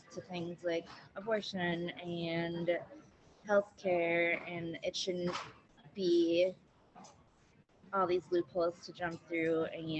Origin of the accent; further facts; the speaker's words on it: Milwaukee, Wisconsin, United States; also born or lived in Detroit area, Michigan; moved here when I was younger, so I've lived most of my life here. Live in River West